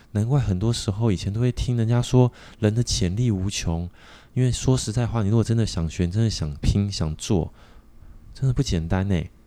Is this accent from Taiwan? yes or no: yes; Taiwan; 我们台湾人也是很不团结